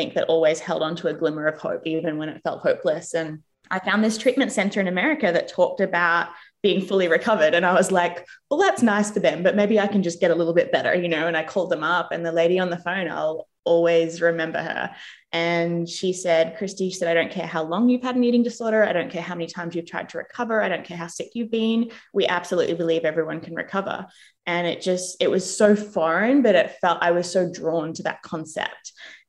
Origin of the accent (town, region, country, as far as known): Australia; born or raised there; moved away as an adult; also born or lived in England / United States; now in New Zealand